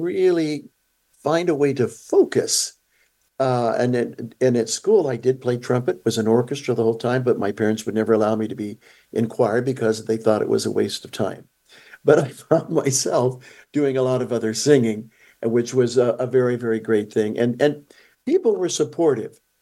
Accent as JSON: {"language": "English", "town": "Ventura", "region": "California", "country": "United States", "tie": "born or raised there", "said": "Grew up in Ventura, California."}